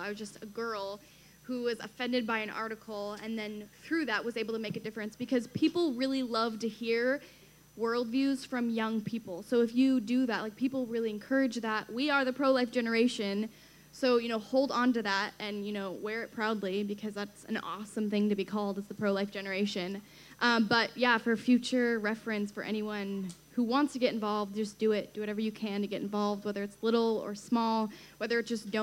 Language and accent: English; Washington, United States; Everyone thinks I'm from D.C., but I'm from Washington State.